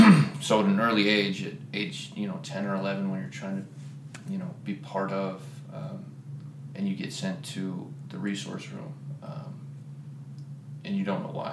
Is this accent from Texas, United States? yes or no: no; Columbus, Ohio, United States; moved away as an adult; started for me in Columbus, Ohio. So I'm originally from Ohio.